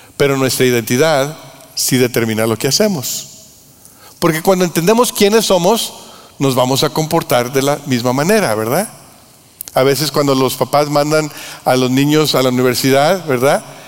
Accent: Mexico; nosotros en México

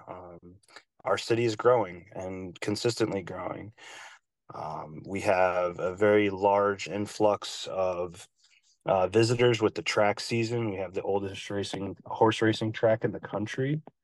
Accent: Albany, New York, United States; also born or lived in Philadelphia; now in Saratoga Springs, United States; I'm from Albany, New York

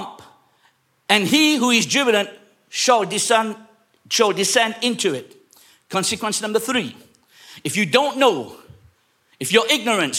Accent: England, United Kingdom; I was raised up in England

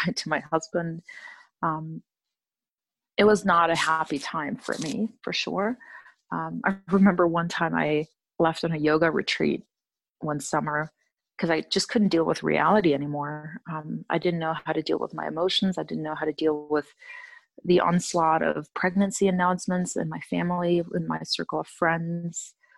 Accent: Germany; I'm originally from Germany, but moved around quite a bit.

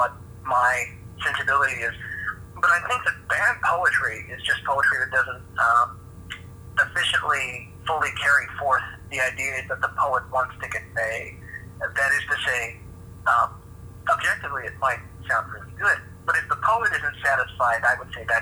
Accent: Hutchinson, Kansas, United States; I grew up in Hutchinson, Kansas

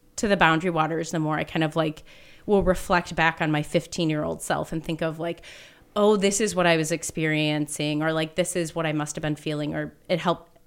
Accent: Minneapolis, Minnesota, United States; moved away as an adult; now in Grand Marais, United States; I grew up in Minneapolis, so grew up in the city

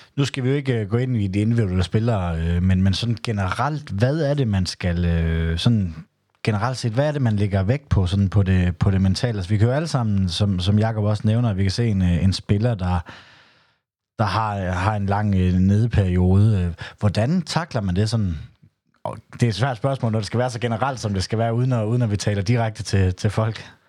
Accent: Southern Jutland, Southern Denmark, Denmark; mit tysk er ikke godt, selvom jeg er fra Sønderjylland

